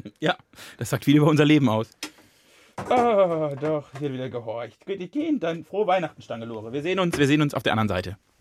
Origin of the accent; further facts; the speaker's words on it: Plittersdorf, Germany; now in Mainz, Germany; als ich nach Mainz gezogen bin, ne, von Plittersdorf nach Mainz